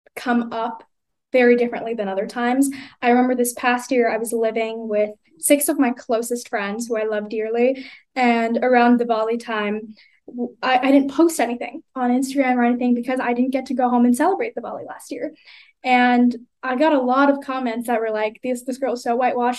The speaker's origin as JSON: {"language": "English", "country": "United States", "tie": "born or raised there", "accent": "American", "said": "I was born here"}